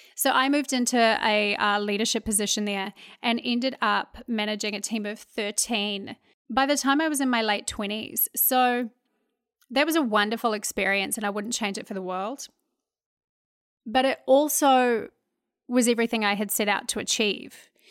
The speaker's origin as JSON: {"language": "English", "country": "New Zealand", "tie": "born or raised there", "moved": "as an adult", "lives_now": "Houston, United States", "said": "I grew up in New Zealand, uh, a wonderful place to grow up"}